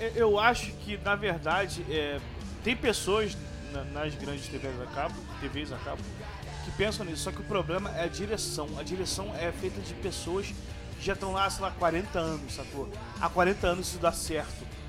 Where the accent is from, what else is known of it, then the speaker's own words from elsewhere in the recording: Rio de Janeiro, Brazil; somos do, somos do Rio